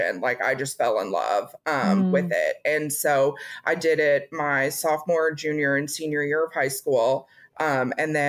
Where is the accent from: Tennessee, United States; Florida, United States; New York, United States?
Tennessee, United States; also born or lived in Atchison, Kansas; I grew up, I'm originally from Kansas, from Atchison, Kansas, but I went to elementary school. I started in the third grade in Tennessee. And so that's where I went to junior high and high school as well